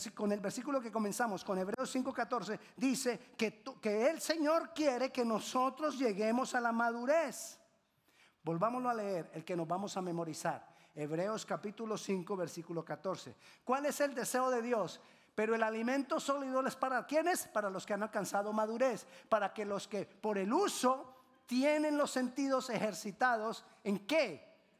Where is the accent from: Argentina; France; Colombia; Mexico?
Colombia; En Colombia decimos